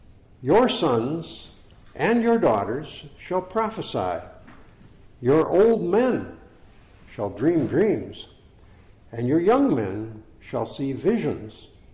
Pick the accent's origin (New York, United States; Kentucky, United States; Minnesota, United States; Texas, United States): Minnesota, United States; moved away as an adult; also born or lived in Orangeville, Ontario / Ottawa, Ontario; So I'm originally from Minnesota, and we have come back